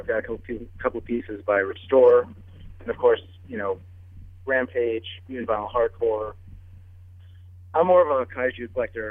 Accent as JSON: {"language": "English", "town": "New York City", "region": "New York", "country": "United States", "tie": "born or raised there", "said": "growing up in New York City"}